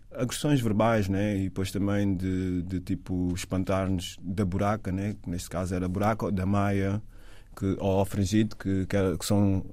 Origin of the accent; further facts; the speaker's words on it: Amadora, Lisbon, Portugal; moved away as an adult; also born or lived in London, United Kingdom; nasci na Cova da Moura